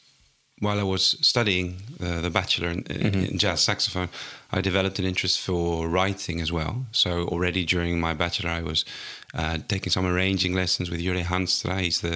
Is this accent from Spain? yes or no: yes; Altea, Valencian Community, Spain; accent: English; So I am from Spain originally, from a place called Altea, which is in between Alicante and Valencia on the coast.